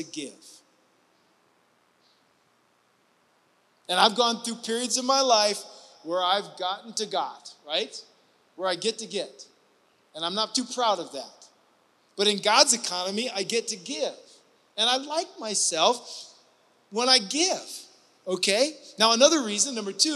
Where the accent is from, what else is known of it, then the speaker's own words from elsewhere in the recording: Ohio, United States; moved away; I grew up in the Midwest, in the state of Ohio, in the northwest part by Lake Erie